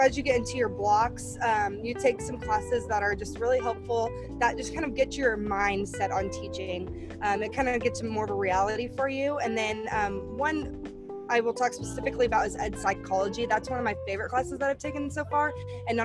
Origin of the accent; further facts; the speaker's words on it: Manhattan, Kansas, United States; I am actually from Manhattan, Kansas